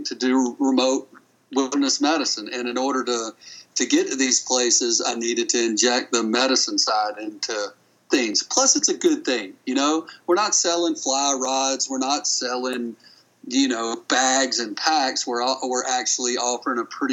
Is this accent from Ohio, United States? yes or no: no; Boone, North Carolina, United States; moved away; I'm a redneck from North Carolina, from Boone